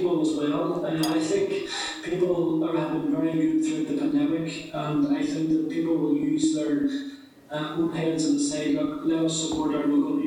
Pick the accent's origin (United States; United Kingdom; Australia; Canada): United Kingdom; Derry, Northern Ireland; I'm from London Dairy